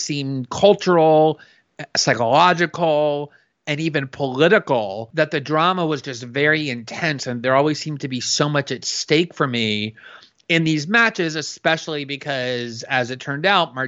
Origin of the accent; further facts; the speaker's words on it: Florida, United States; I grew up in actually a suburb of Fort Lauderdale, very close to the park where Chris Evert learned to play t